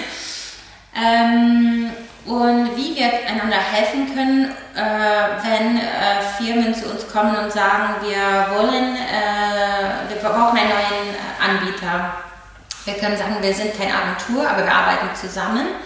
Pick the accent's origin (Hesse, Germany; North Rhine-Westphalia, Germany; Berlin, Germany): Berlin, Germany; Ich fühle mich auch stolz auf Berlin. Ich bin Berlinerin